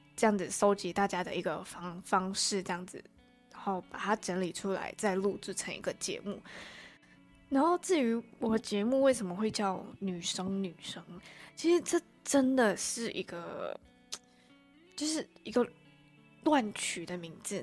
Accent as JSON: {"language": "Chinese", "country": "Malaysia", "accent": "Malaysian accent", "first_language": "Chinese", "moved": "as an adult", "lives_now": "Taiwan", "said": "我来台湾大概也才一年多吧，然后我是马来西亚人"}